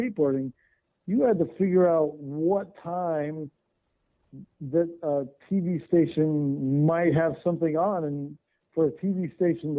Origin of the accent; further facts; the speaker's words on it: Southern California, United States; I grew up in Southern California.